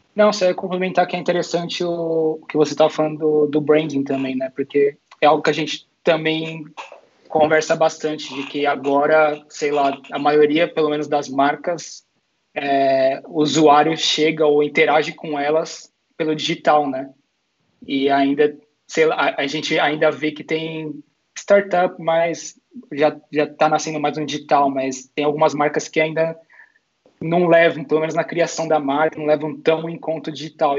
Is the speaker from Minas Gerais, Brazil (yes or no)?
no; Santo André, São Paulo, Brazil; moved away as an adult; also born or lived in Madrid, Spain; now in Barcelona, Spain; eu sou de São Paulo, de Santo André